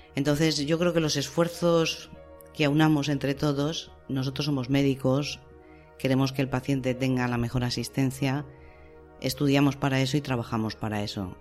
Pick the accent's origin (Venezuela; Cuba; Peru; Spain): Spain; Salamanca, Castile and León; en Salamanca, que es mi tierra